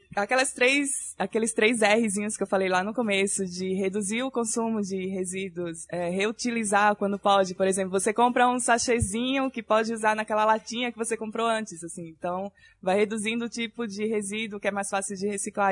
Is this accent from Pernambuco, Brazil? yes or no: yes; Recife, Pernambuco, Brazil; moved away; pra quem já tá percebendo meu sotaque meio diferente, né? Eu sou de Recife, então eu cresci na praia